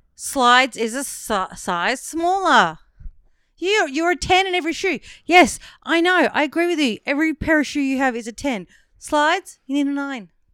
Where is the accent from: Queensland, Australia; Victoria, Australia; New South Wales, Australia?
Victoria, Australia; Werribee; I grew up in Werribee